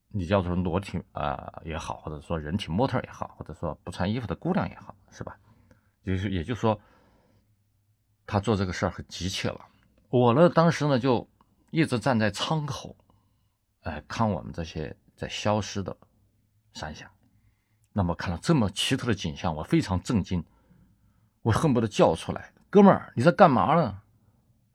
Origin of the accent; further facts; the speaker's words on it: China; 我们中国人民